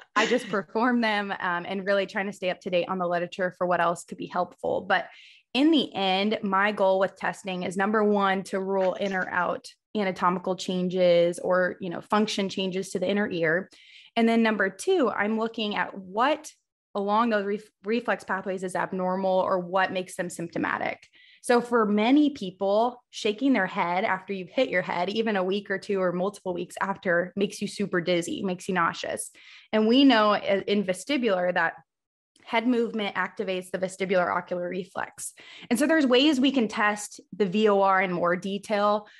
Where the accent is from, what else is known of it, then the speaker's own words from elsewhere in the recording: Missouri, United States; I'm originally from Missouri. I obviously live in Missouri now